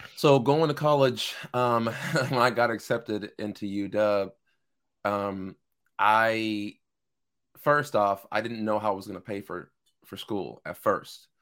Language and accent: English; Seattle, Washington, United States; born and raised in Seattle, Washington. Lived here my entire life.